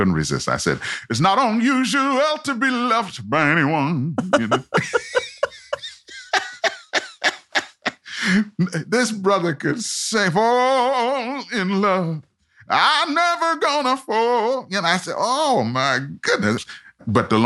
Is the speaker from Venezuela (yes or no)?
no; Montreal, Quebec, Canada; also born or lived in Trinidad; I was born in Trinidad. And at the age of 10, we moved to Montreal, Canada. That's where I grew up.